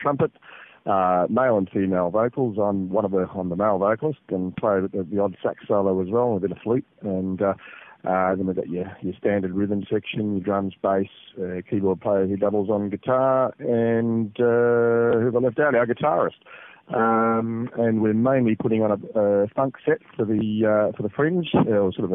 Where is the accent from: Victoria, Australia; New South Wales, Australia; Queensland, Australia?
New South Wales, Australia; Sydney; moved away as an adult; now in Adelaide, Australia; I'm originally from Sydney, but moving to Adelaide about 20 years ago